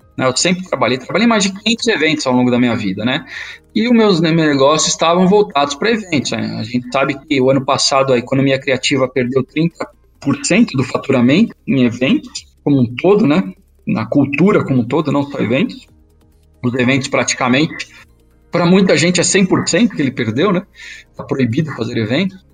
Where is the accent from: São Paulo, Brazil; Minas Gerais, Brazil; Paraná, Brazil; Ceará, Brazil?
São Paulo, Brazil; nasci na Zona Leste